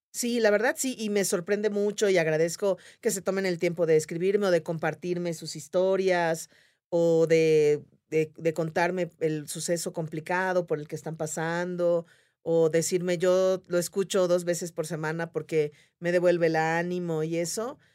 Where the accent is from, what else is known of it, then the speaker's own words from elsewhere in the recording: Yucatán, Mexico; soy yucateca